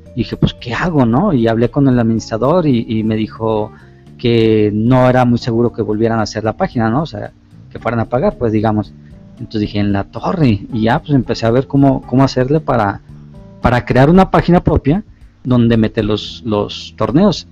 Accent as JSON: {"language": "Spanish", "town": "Guadalajara", "region": "Jalisco", "country": "Mexico", "said": "yo soy de aquí, de Guadalajara, Jalisco, México"}